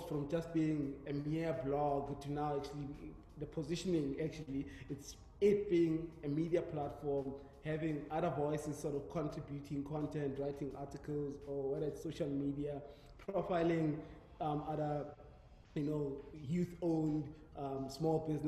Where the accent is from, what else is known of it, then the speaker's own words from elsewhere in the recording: Mpumalanga, South Africa; moved away; I'm from Denelton in Mpumalanga.